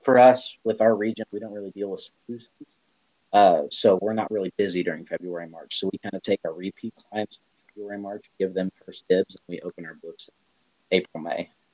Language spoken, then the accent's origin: English; Central Illinois, United States; moved away as an adult; also born or lived in Central Texas; now in Texas, United States; born and raised in Central Illinois, and then uh, I relocated to the central Texas area uh, due to the Army